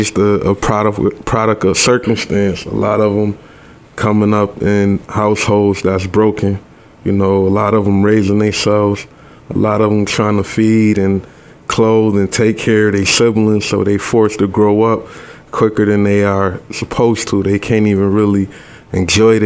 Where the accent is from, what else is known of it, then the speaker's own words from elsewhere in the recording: Rochester, New York, United States; I was born and raised here right in Rochester, New York. Grew up in the 19th Ward on the west side around the Thurston area